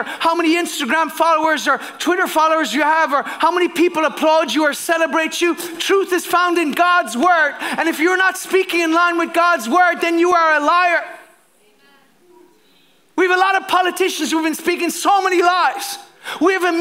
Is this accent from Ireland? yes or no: yes; Ireland; as a pastor, as a Christian, as an Irishman